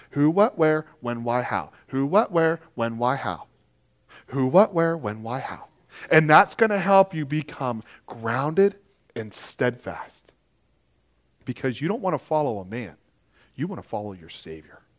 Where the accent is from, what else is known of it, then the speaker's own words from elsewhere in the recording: Maine, United States; I'm from Maine. I'm learning a lot about snow and ice.